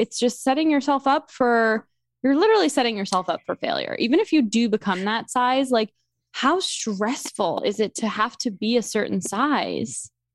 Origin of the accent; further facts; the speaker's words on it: New York, United States; moved away as an adult; also born or lived in Delaware; now in Philadelphia, United States; I grew up in New York